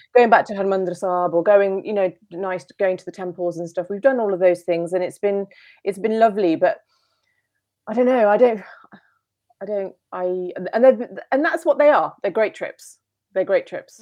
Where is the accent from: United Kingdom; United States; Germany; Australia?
United Kingdom; I'm British, and, and home is, is the U K